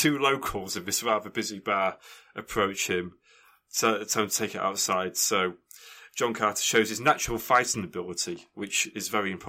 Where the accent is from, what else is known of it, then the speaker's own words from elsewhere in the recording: Canada; I'm Canadian.